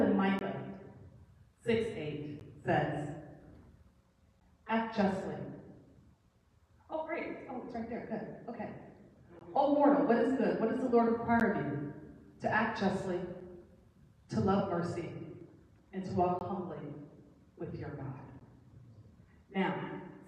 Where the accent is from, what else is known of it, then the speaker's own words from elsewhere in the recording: Flint, Michigan, United States; I'm from Flint